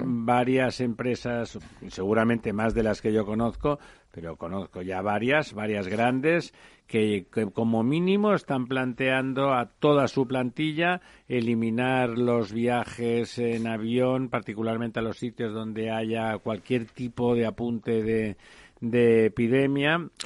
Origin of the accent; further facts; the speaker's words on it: Catalonia, Spain; Yo soy catalán y si no les importa me siento plenamente español al mismo tiempo